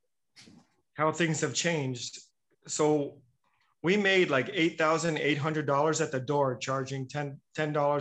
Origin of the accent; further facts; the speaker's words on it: New York, United States; moved away as an adult; now in Puerto Rico; New York. I'm a New Yorker.